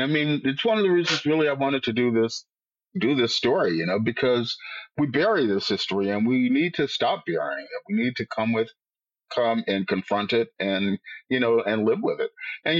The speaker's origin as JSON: {"language": "English", "town": "Miami", "region": "Florida", "country": "United States", "tie": "born or raised there", "moved": "as an adult", "lives_now": "Boston, United States", "said": "coming from Miami, where I'd grown up"}